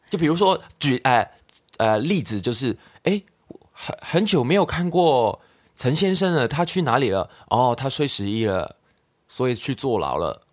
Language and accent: Chinese; Hong Kong; Chinese is a second language; moved away; 我国语都讲不好的。因为我的大党都是香港人，我们几乎就是两个香港人在台湾玩而已啊